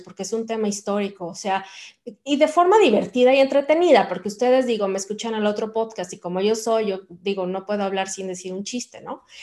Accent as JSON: {"language": "Spanish", "country": "Mexico", "moved": "yes", "lives_now": "Sweden"}